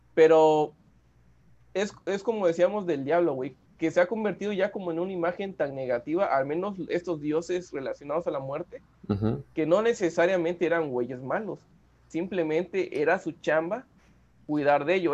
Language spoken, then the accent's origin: Spanish; Mexico; como mexicanos sí celebramos la muerte